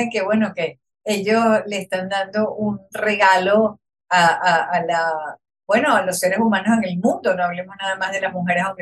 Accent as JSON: {"language": "Spanish", "country": "Venezuela", "said": "y yo soy venezolano y yo lo puedo hacer y yo lo puedo apoyar."}